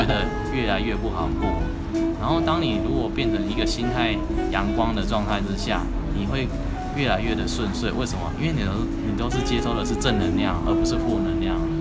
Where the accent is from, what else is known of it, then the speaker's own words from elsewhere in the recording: Tucheng, New Taipei, Taiwan; 我开着家乡，有没有？新北是土城那个地方